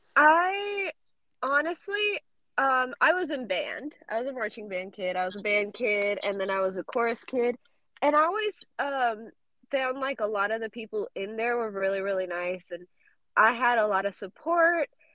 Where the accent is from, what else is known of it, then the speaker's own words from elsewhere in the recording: South Carolina, United States; also born or lived in Georgia; nacida in Georgia. I grew up in South Carolina